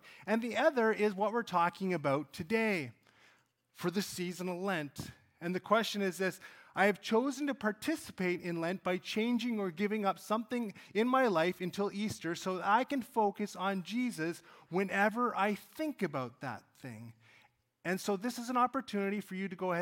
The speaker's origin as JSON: {"language": "English", "town": "Cold Lake", "region": "Alberta", "country": "Canada", "tie": "born or raised there", "said": "I grew up in Cold Lake, Alberta"}